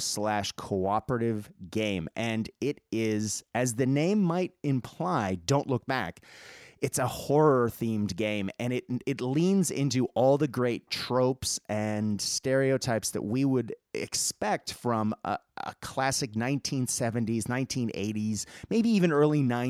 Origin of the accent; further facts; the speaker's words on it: Boston, Massachusetts, United States; I grew up in Boston and near Salem